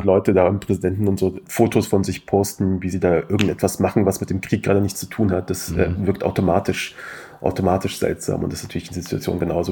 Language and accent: German; Kassel, Hesse, Germany; also born or lived in Afghanistan (ancestry: 'Ich als Afghane'); wir haben natürlich auch in Kassel in der Eisdisco